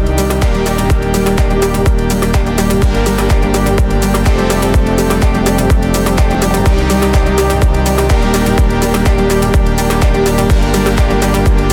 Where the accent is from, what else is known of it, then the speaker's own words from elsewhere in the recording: Australia; we're all Australian